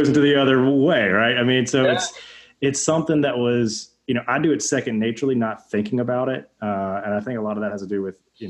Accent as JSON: {"language": "English", "region": "Alabama", "country": "United States", "tie": "born or raised there", "said": "that's where we grew up in Alabama"}